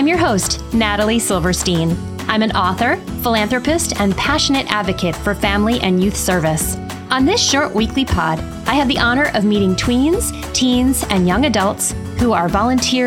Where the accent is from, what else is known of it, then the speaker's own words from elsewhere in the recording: New Haven, Connecticut, United States; I'm growing up in New Haven, inner city New Haven, which is where I was born and raised.